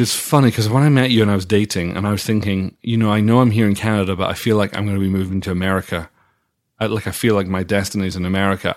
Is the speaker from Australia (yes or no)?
no; Dundee, Scotland, United Kingdom; moved away; my hometown of Dundee